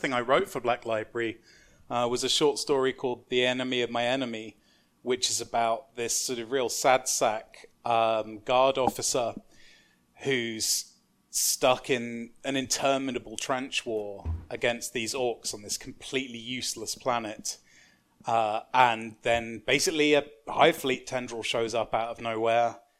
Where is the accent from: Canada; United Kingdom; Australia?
United Kingdom; London; I grew up in London, um, like, in quite a manky bit of South East London